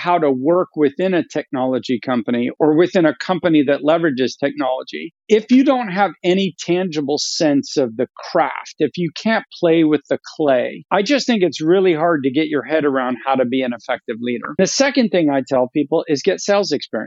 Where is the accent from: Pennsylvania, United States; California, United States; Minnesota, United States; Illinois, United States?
California, United States; Sacramento; also born or lived in Philadelphia; I actually grew up in Northern California in what I affectionately call the Midwest of California, which is Sacramento